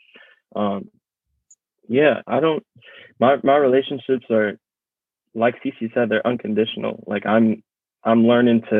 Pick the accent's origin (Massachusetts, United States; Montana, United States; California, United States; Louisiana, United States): California, United States; Mill Valley; also born or lived in Antioch, California; I was growing up in Antioch, and it was just CC, or not even Antioch, in Mill Valley